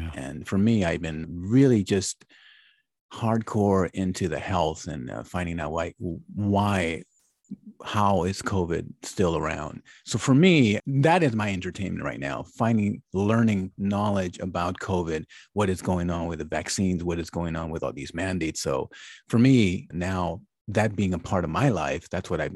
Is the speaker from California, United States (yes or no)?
yes; Los Angeles, California, United States; I was growing up in Hollywood scene and, you know, being from, you know, both sides, from East Los to up with hanging out with the Beverly Hills kids